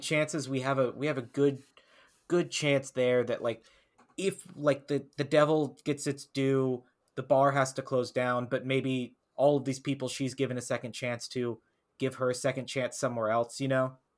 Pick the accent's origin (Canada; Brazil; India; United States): United States; the South; growing up in the South